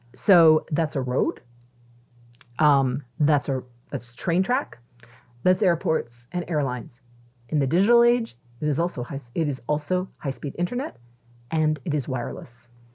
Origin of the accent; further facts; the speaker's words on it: Mississauga, Ontario, Canada; moved away; I'm originally from Mississauga